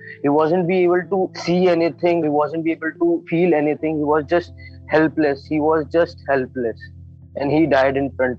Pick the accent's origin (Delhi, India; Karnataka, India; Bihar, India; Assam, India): Delhi, India; New Delhi; my hometown is New Delhi.